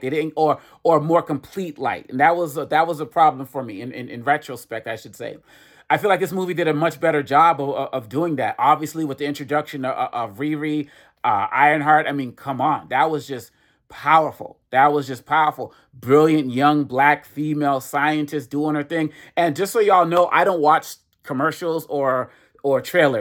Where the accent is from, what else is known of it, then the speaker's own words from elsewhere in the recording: Boston, Massachusetts, United States; also born or lived in Cambridge, Massachusetts; I was born in Cambridge